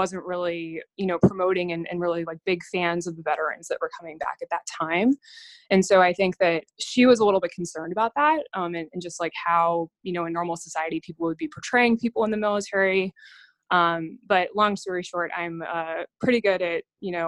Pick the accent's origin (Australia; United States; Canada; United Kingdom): United States; Atlanta, Georgia; now in Austin, United States; I'm originally from Atlanta, Georgia